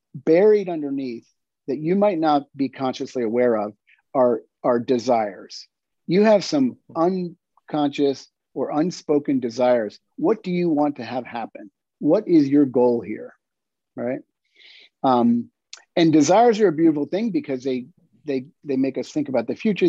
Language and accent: English; York, Pennsylvania, United States; moved away; I grew up in York, Pennsylvania